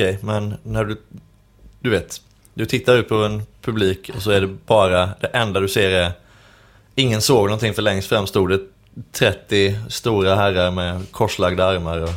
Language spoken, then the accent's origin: Swedish; Skåne, Sweden; det var när jag bodde i Skåne, där jag är född.